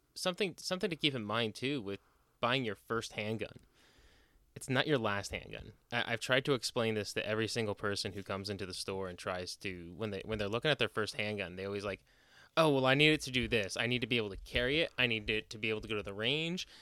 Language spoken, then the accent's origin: English; New Jersey, United States; moved away; growing up in, again, growing up in Jersey